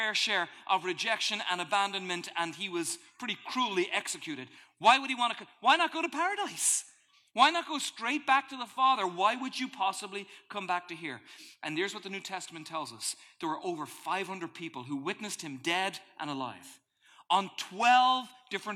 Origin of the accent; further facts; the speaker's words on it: Ireland; moved away; welcome to my home country